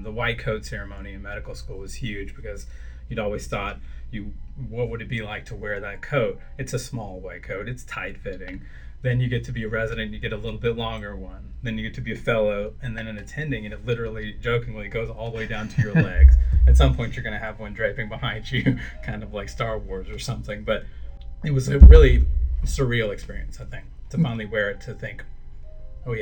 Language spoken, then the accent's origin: English; Anniston, Alabama, United States; I'm from Anniston